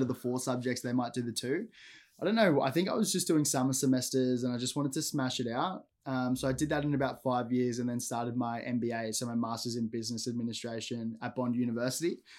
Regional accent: Gold Coast, Queensland, Australia; I grew up on the Gold Coast, um, predominantly Palm Beach

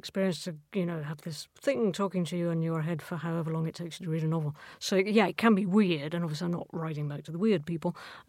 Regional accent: Scotland, United Kingdom

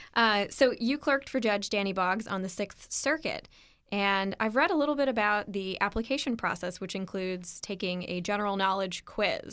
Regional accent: Louisville, Kentucky, United States; Louisville, which is my hometown

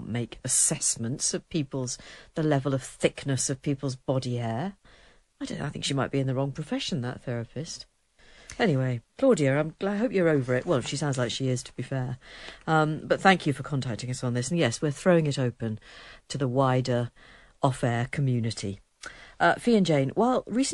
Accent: England, United Kingdom; I'm English

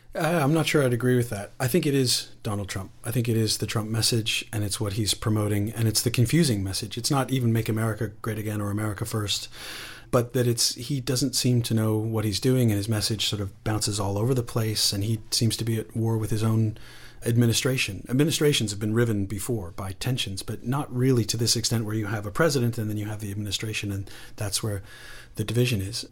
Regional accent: Canada; also born or lived in Britain; now in United Kingdom; I say that as a Canadian based in, in Britain

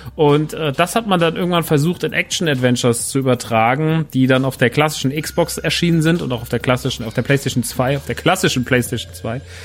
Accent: Germany; bei uns in Deutschland

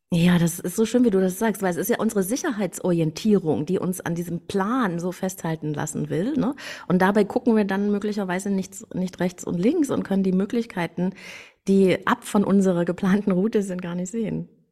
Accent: East Germany, Germany; ich bin in der DDR geboren. Ich hätte nie gedacht, dass, dass die mal ein Ende haben würde, als ich da so aufwuchs

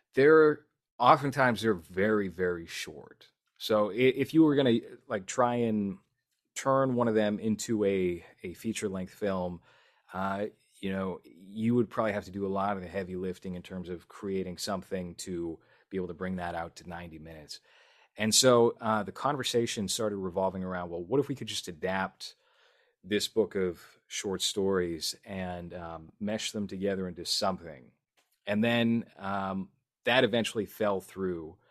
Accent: Boston, Massachusetts, United States; I'm from Boston

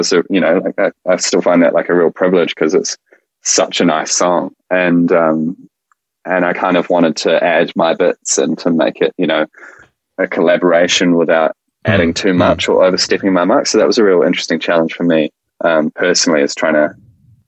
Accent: New Zealand; We're a Kiwi duo

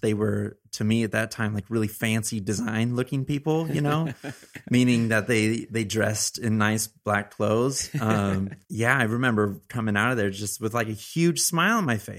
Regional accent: Arroyo Grande, California, United States; Arroyo Grande, California. It's okay. Like, right by San Luis Obispo, which is a little bit north of Santa Barbara, the central coast of California, which is a great area to be a kid.

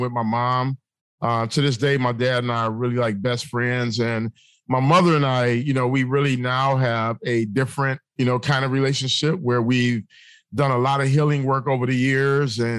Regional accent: Detroit, Michigan, United States; I grew up in the city of Detroit

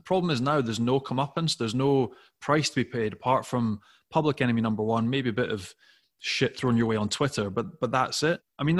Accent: Scotland, United Kingdom; I'm Scottish

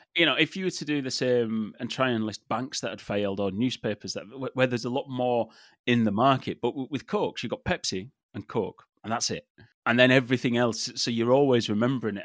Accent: England, United Kingdom; I grew up in England

